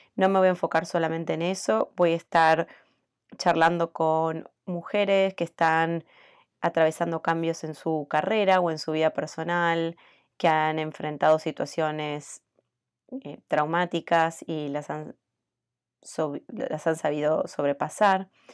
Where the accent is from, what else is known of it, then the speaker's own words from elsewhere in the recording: Argentina; moved away as an adult; now in United States; soy argentina hace 18 años que vivo en Estados Unidos